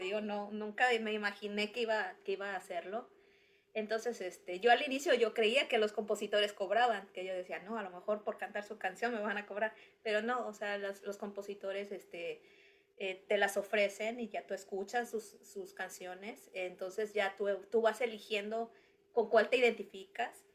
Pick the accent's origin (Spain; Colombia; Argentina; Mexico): Mexico; Cuernavaca, Morelos; moved away as an adult; now in United States; de donde yo vengo, de la zona sur de, cerca de México, que es Cuernavaca.